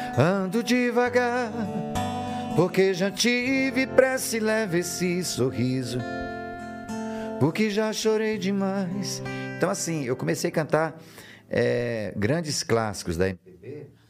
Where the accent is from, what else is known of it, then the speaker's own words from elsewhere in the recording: São João dos Patos, Maranhão, Brazil; moved away; also born or lived in São Luís; São João dos Patos, onde, onde, onde eu comecei, que é a minha terra. Depois eu, eu, eu me mudei para São Luís.